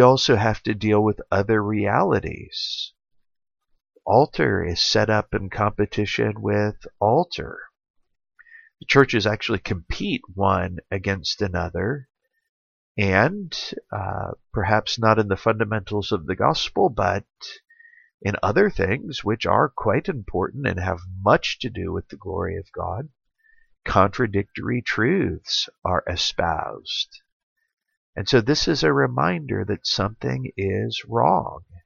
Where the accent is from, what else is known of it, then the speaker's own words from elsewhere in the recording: Central or Clemson, South Carolina, United States; my hometown here